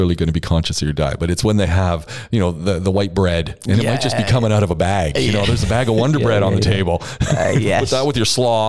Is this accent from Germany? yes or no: no; Canada; I'm from Canada.